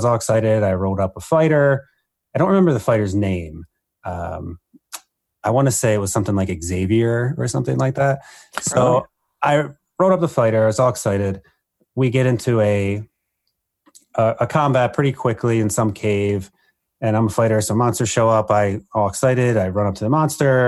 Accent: New Jersey, United States; moved away as an adult; also born or lived in Iowa / Texas; now in Minnesota, United States; I had originally been exposed to the game as a young child growing up in New Jersey

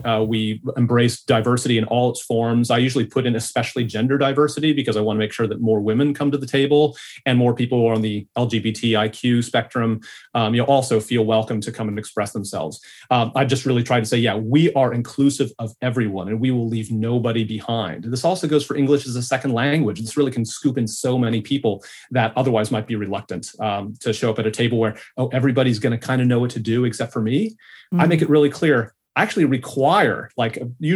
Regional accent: California, United States; now in Australia; I'm from California. You can tell by my accent.

